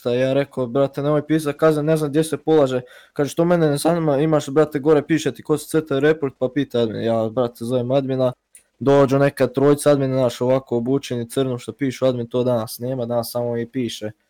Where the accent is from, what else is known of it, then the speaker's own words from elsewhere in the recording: Croatia; ja sam iz Hrvatske